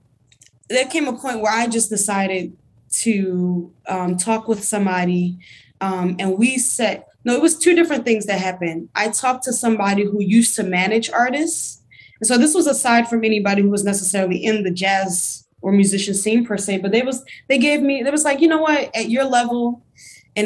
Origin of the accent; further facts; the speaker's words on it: Baltimore, Maryland, United States; moved away as an adult; also born or lived in Philadelphia; I'm from Baltimore